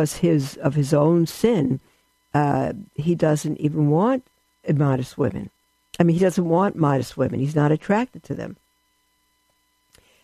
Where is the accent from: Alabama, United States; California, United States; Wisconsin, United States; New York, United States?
New York, United States; New York City; I'm from Brooklyn